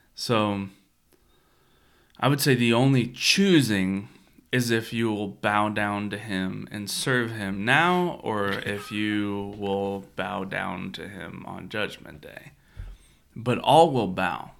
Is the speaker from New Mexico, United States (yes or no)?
no; Kentucky, United States; also born or lived in Florida; growing up in Kentucky